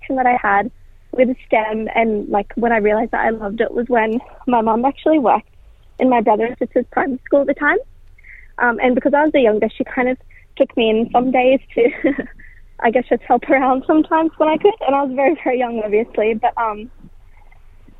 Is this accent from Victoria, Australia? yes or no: no; Darug land, New South Wales, Australia; also born or lived in Northern Beaches, Sydney; I grew up in Darragland, but more specifically, my mob is from Wamalai